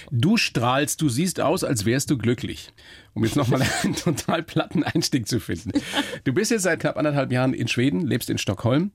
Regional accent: Germany; bei uns in Deutschland

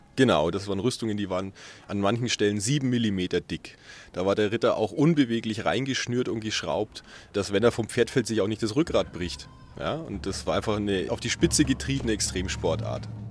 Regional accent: Fürth, Bavaria, Germany; ich komme aus Fürth bei Nürnberg

